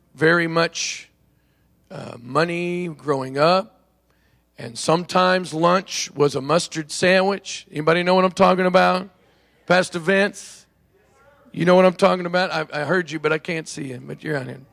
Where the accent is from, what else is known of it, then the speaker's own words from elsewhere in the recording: Oklahoma, United States; I'm from Oklahoma, actually. It's where I was born and grew up.